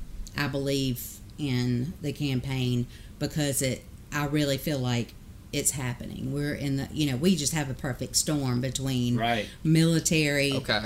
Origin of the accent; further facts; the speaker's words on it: Lincolnton, Georgia, United States; now in Augusta, United States; I'm from Lincoln. I've only been in Augusta for, you know, a few years